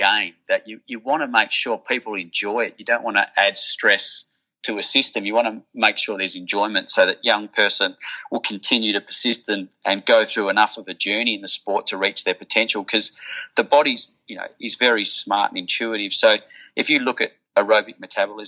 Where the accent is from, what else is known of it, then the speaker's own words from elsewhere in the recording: Perth, Western Australia, Australia; where I grew up in Willerton